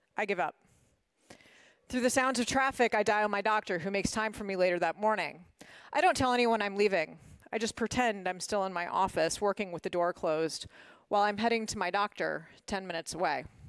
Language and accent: English; Washington, District of Columbia, United States; moved away as an adult; also born or lived in Massachusetts; I grew up in Washington, D C